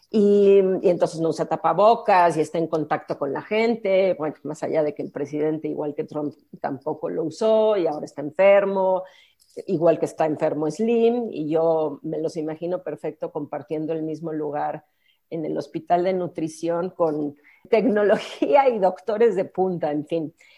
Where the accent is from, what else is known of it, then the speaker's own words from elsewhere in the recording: Mexico; estamos siendo quizás mexicanos